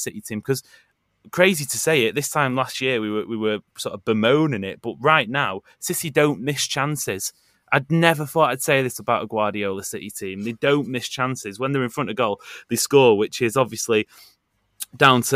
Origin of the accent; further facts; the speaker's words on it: Stockport, North West England, United Kingdom; We're from Stockport